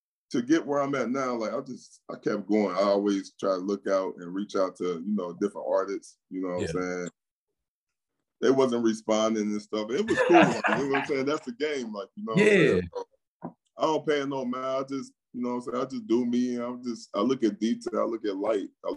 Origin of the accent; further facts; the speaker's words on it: Cincinnati, Ohio, United States; moved away as an adult; also born or lived in Oakland, California; now in Atlanta, United States; majority of my life in Cincinnati.